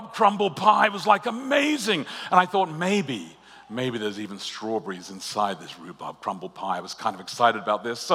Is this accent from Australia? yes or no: yes; Australia; I'm Australian